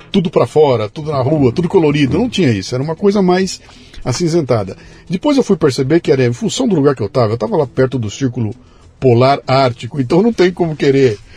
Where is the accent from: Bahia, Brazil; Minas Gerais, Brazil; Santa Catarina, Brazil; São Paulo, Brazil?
Bahia, Brazil; Ah, eu sou da Bahia.